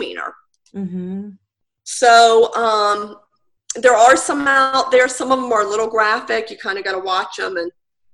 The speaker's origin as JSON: {"language": "English", "town": "Virginia Beach", "region": "Virginia", "country": "United States", "tie": "born or raised there", "moved": "yes", "lives_now": "Currituck County, United States", "said": "I grew up in Virginia Beach, in the Chicks Beach area."}